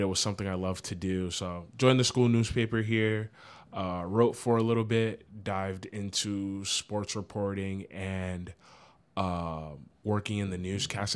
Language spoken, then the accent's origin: English; Providence, Rhode Island, United States; I'm from Providence, Rhode Island